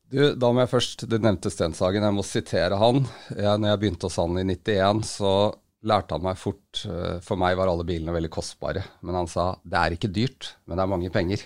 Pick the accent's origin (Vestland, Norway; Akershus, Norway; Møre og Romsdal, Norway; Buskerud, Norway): Buskerud, Norway; Hønefoss; Jeg vokste opp i Hønefoss, yngstemann av seks søsken